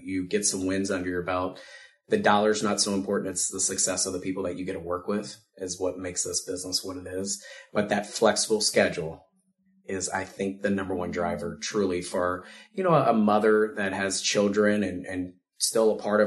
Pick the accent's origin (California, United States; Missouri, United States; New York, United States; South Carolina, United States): Missouri, United States; Ste. Genevieve; I'm actually from St. Genevieve. It's a small town south of here